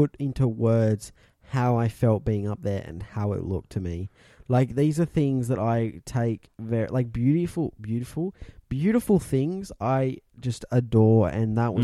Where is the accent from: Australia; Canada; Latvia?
Australia; South Australia; also born or lived in Victoria; I don't remember being outside of South Australia